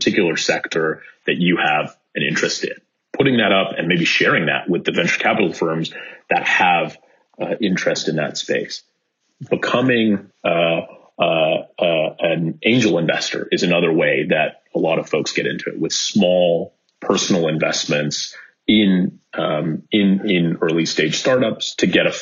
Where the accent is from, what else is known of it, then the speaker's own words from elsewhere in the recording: Bay Area, California, United States; I grew up in the Bay Area